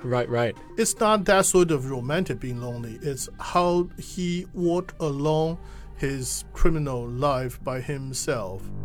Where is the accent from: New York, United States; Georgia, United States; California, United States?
Georgia, United States; Atlanta; now in China; I come from Atlanta